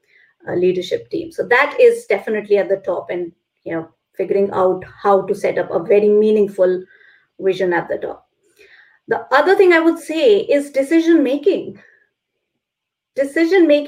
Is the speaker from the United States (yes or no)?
no; India; moved away as an adult; now in London, United Kingdom; I'm born and brought up in India, living in London right now